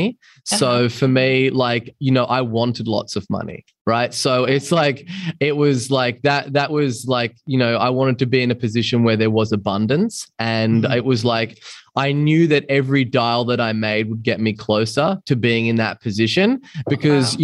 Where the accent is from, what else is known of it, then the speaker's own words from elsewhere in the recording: Byron Bay, New South Wales, Australia; moved away; also born or lived in London; I was a guy from Byron Bay, a small beach town in Australia